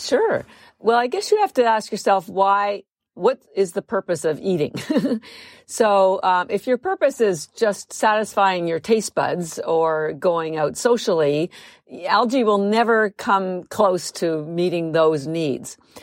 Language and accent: English; Canada; moved away as an adult; now in United States; I'm actually Canadian, but I am, I've lived in the United States for thirty-three years.